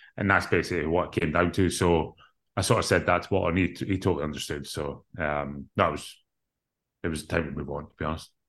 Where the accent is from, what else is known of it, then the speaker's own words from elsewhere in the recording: Scotland, United Kingdom; growing up in Scotland